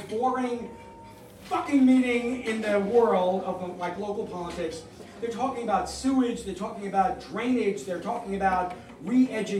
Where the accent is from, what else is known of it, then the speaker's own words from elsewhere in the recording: New York, United States; moved away as an adult; now in Flemington, United States; I'm originally from New York